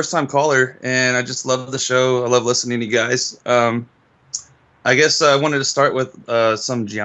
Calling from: Austin, Texas, United States; Uh, Austin, Texas.

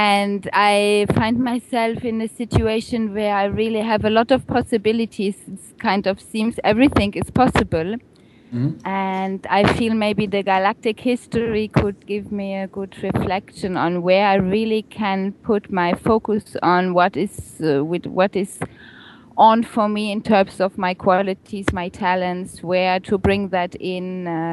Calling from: Balearic Islands, Spain; Right here now, I'm sitting on the beautiful island of Ibiza in Spain.

